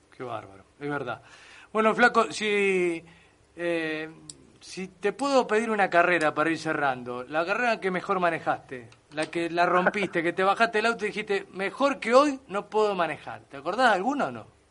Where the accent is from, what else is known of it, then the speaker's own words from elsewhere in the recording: Mercedes, Buenos Aires Province, Argentina; mi familia muy fierrera, mi viejo, mi tío, somos de Mercedes